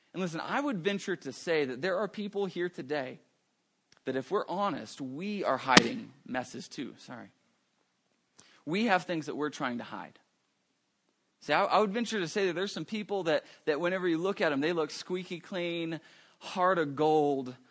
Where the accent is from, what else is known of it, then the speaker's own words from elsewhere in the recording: Roswell, New Mexico, United States; now in Albuquerque, United States; I'm originally from Roswell